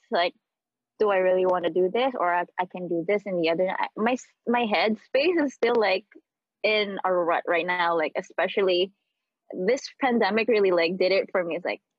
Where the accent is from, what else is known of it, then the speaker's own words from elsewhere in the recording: Philippines; moved away as an adult; now in United States; So, like, I was born in the Philippines, obviously. I was born in a province. I pretty much like grew up in the Philippines. I did my schooling there. I finished my college there. I even started like a job for like almost 2 years there.